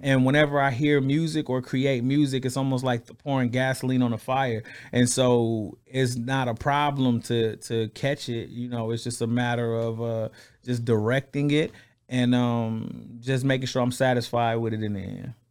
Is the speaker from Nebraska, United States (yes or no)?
no; Flint, Michigan, United States; I'm from Flint, Michigan